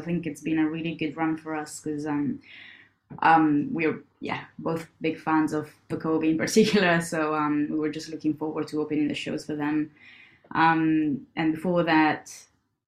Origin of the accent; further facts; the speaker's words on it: Italy; moved away; I'm from Italy, so like part of my family was based in the north, and part of it was based in Rome